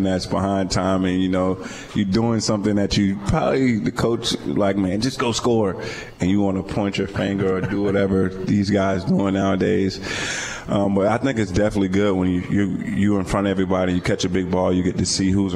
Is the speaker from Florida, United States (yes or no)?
yes; Florida, United States; I'm from Florida